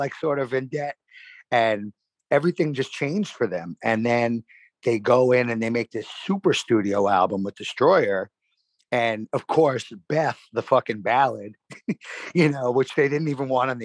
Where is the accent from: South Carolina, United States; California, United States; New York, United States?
New York, United States; New York City; Hollis was basically like a town over from where I grew up in Queens Village.